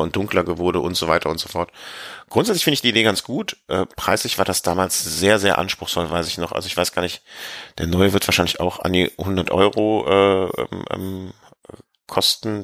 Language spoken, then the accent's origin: German; Rhineland, Germany; als Rheinländer